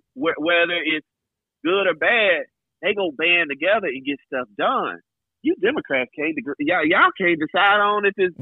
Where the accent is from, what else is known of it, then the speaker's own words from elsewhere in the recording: Tennessee, United States; I'm from Tennessee, bro.